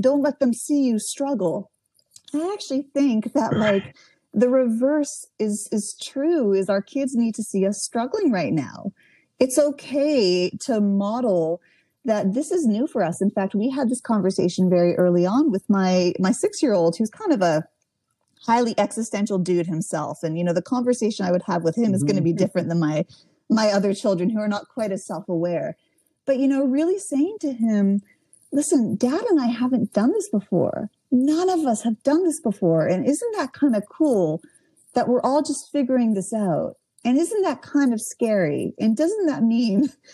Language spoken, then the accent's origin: English; Canada; now in United States; I'm from Canada originally. All my family's in Canada